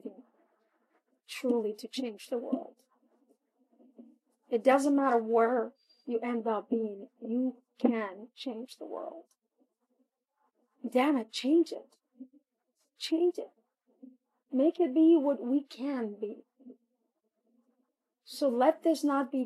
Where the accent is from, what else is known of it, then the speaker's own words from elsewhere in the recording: Puerto Rico; I am a Puerto Rican national with an American citizenship